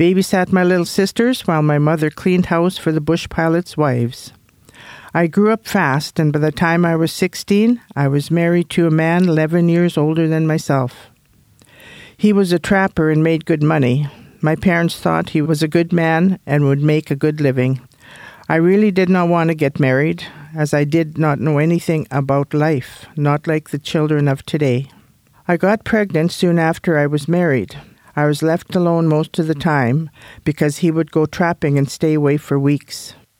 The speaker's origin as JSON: {"language": "English", "region": "Alberta", "country": "Canada", "tie": "born or raised there", "first_language": "Cree", "second_language": "English", "said": "was a hamlet of about 300 people, of which a majority were Aboriginal. When I started school in 1927, I couldn't speak English because our language spoken at the time was Cree."}